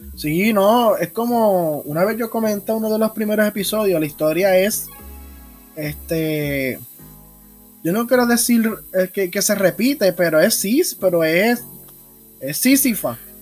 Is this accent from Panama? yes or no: no; Ponce, Puerto Rico; Desde Ponce, Puerto Rico, el mejor pueblo de la isla.